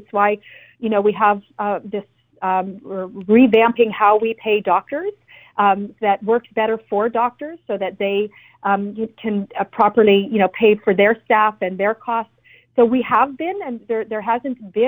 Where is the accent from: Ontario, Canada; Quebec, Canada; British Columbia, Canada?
British Columbia, Canada; what it means for us as British Columbians